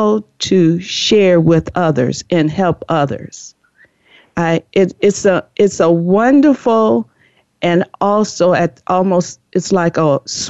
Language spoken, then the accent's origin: English; Chicago, Illinois, United States; now in California, United States; I'm originally from the Chicago, Illinois, and moved to California